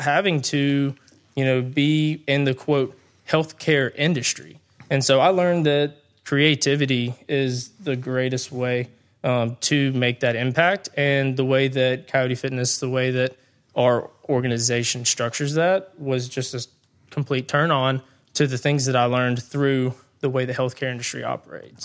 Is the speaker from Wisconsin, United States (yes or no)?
no; Brandon, Mississippi, United States; I grew up in the Brandon area. So, um, growing up, went to Brandon High School